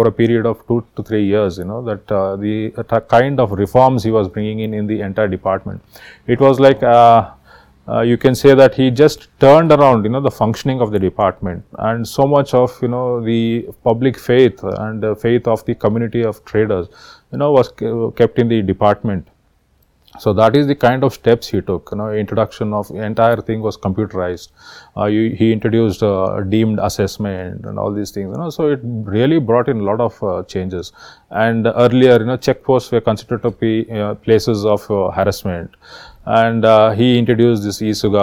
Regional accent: Karnataka, India; I am from Karnataka and I am a 2011 batch IAS officer

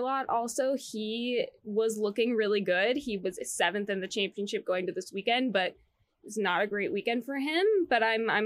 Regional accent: the Bay Area, California, United States; I'm from the Bay

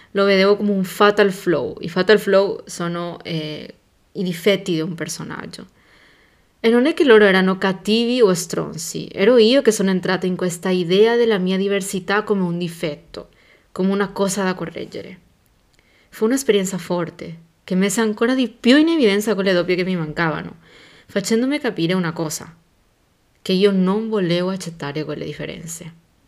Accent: Paraguay; Italian is a second language; moved away as an adult; now in Italy; il mio paese, Porque da dove vengo yo, siamo molto bravi storytellers

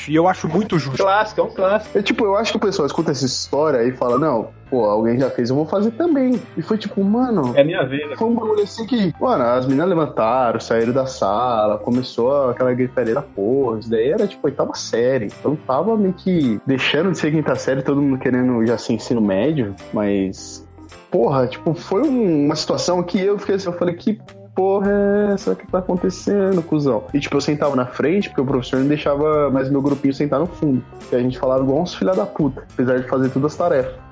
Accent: Carapicuíba, São Paulo, Brazil; eu sou de Carapicuíba, filhão.

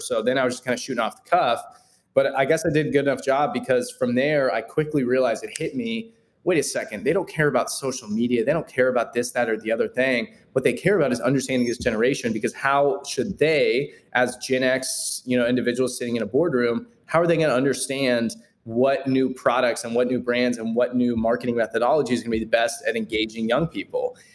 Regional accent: Kansas City, Kansas, United States; born and raised in Kansas City, still located here, uh, more the suburbs, kind of 30 minutes out, Leawood, Overland Park area.

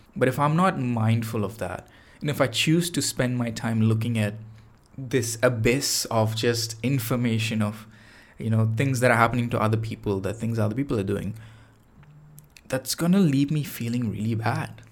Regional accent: Chennai, Tamil Nadu, India; now in Toronto, Canada; Chennai, uh, which is, uh, the city that I'm from, uh, back in India. That was, that's like my hometown.

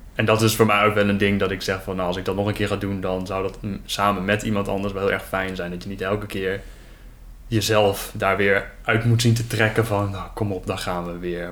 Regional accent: Netherlands

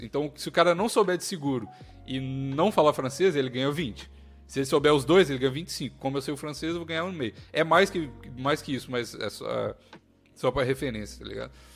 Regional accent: Brazil; moved away; brasileiro, com um sotaque maluco em inglês

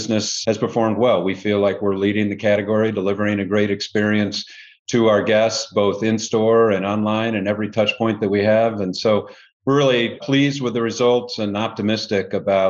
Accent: Indianapolis, Indiana, United States; also born or lived in Cincinnati; now in Chicago, United States; I'm from originally Indianapolis, so not too far from here. Grew up in the Midwest

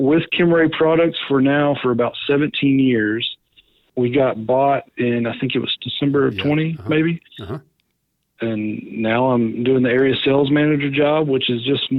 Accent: Wichita Falls, Texas, United States; I grew up right here in Wichita Falls, Texas, born and raised. I've been here my whole life.

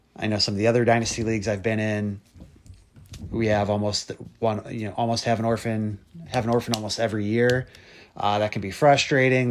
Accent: Cleveland, Ohio, United States; we are both from Cleveland area uh, in Ohio here

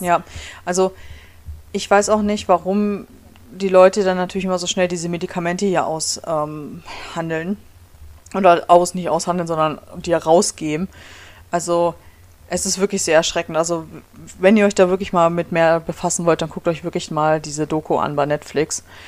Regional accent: Germany; moved away as an adult; now in Michigan, United States; bei uns in Deutschland

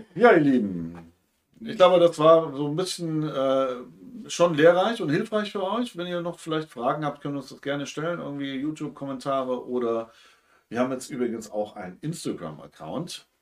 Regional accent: Hamburg, Germany; Bei uns in Hamburg

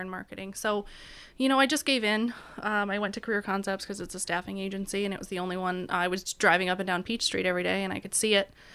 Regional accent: Auburn, New York, United States; moved away as an adult; now in Erie, United States; I'm from Auburn, New York

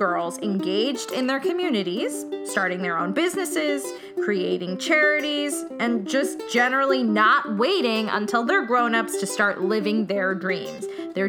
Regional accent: Old Bridge, New Jersey, United States; now in Brooklyn, United States; So I grew up in New Jersey too. I'm in Brooklyn now, but I grew up in a place called Old Bridge, New Jersey.

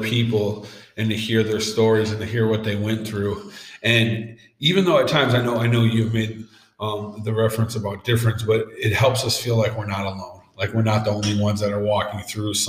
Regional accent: Saint Paul, Minnesota, United States; I growing up in East St. Paul

